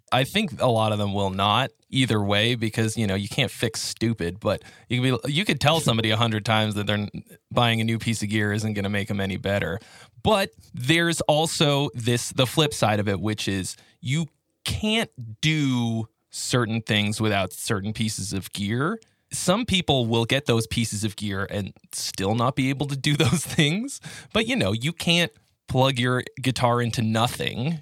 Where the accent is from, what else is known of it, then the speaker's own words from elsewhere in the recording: Boston, Massachusetts, United States; moved away as an adult; now in California, United States; I'm originally from Boston